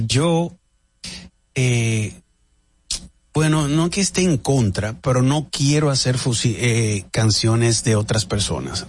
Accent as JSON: {"language": "Spanish", "region": "La Vega", "country": "Dominican Republic", "tie": "born or raised there", "moved": "yes", "lives_now": "Miami, United States", "said": "en La Vega hago mi estreno en mi, en mi ciudad en mi pueblo"}